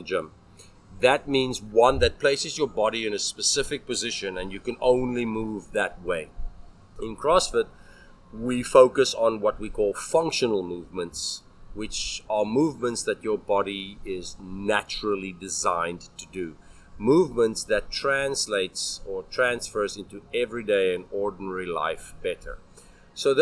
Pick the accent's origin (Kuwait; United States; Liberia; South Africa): South Africa; moved away as an adult; now in Taiwan; I'm South African